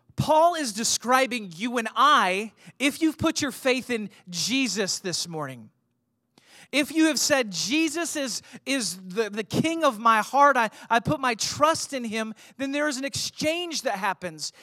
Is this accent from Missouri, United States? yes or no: yes; St. Louis, Missouri, United States; I grew up in Saint Louis. You know, I, I was a suburb kid